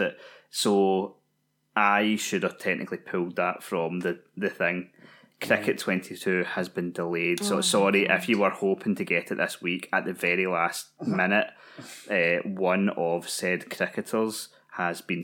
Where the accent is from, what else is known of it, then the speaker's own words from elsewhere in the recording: Scotland, United Kingdom; being Scottish